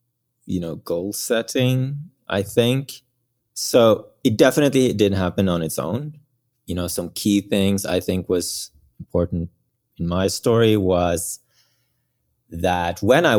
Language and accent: English; Bergen, Vestland, Norway; born there; English is a second language; Yes, I was born in Norway on the west coast, a small town called Bergen.